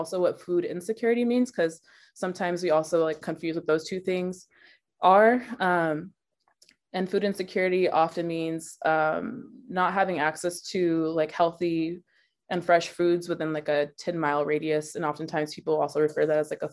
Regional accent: Dallas, Texas, United States; also born or lived in Chicago; now in Tulalip, United States; I grew up in Dallas, Texas, and I currently live on the Tulalip Reservation in Tulalip, Washington

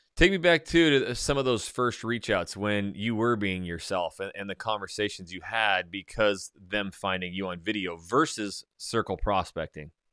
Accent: North Idaho, United States; I am very, you know, redneck, I come from North Idaho, hunting, shooting, fishing, it's just my life

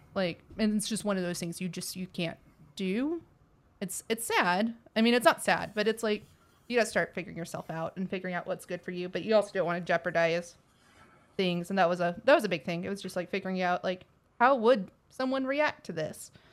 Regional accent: Texas, United States; accent: Texas; my Texas accent

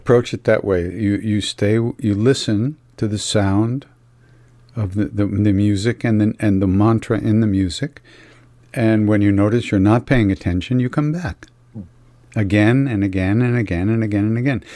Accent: Long Island, New York, United States; I'm from Long Island, you know. I grew up in the 60s

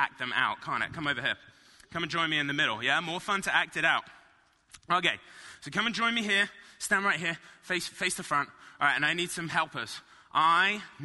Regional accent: Marlow, South East England, United Kingdom; moved away; I grew up in a little town called Marlow.

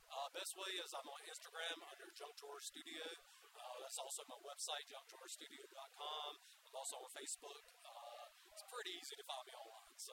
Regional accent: Florence, South Carolina, United States; I'm an artist from Florence, South Carolina.

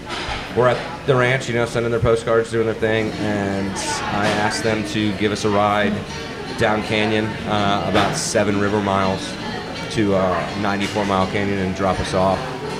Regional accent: Maryland, United States; moved away as an adult; also born or lived in Chicago, Illinois; now in Arizona, United States; I grew up in Maryland, like 20 minutes outside of D.C. I moved to Chicago right after college and was there for 12 years.

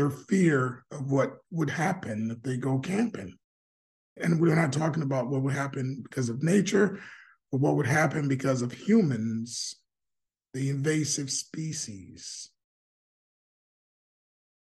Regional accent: United States; I was raised in America

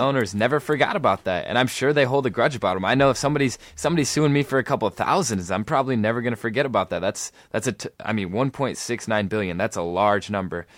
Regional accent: East Lansing, Michigan, United States; I grew up in East Lansing.

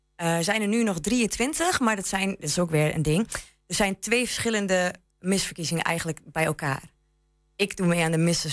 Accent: Enschede, Overijssel, Netherlands; moved away as an adult; now in Lattrop, Netherlands; ik kom uit Enschede inderdaad. Ik eh, ben hier geboren getogen

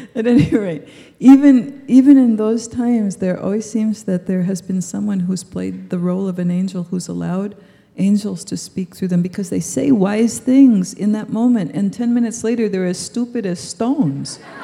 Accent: United States; I was born in the United States

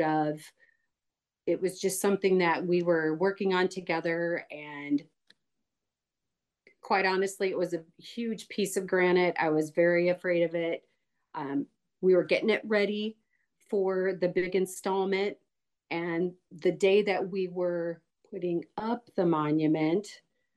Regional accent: Omaha, Nebraska, United States; now in Harlan, United States; I am from Omaha, Nebraska, like Michelle said. I live in Harlan now with my two kids

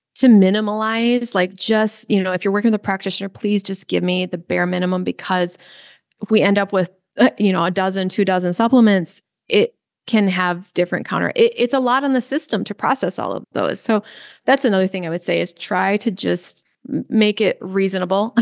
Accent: Midwest, United States; I grew up in the Midwest

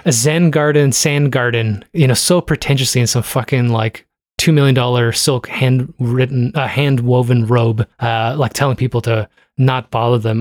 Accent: Toronto, Ontario, Canada; I was raised in Toronto and, uh, I don't speak Korean

